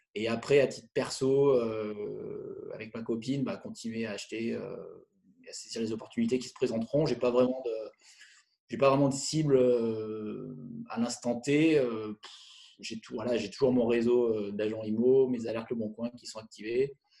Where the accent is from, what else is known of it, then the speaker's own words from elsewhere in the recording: Le Puy-en-Velay, Auvergne-Rhône-Alpes, France; now in Lyon, France; je suis originaire du Puy-en-Velay, en Haute-Loire.